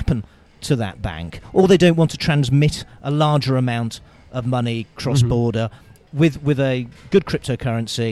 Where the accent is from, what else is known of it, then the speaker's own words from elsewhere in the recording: United Kingdom; now in Bulgaria; I'm British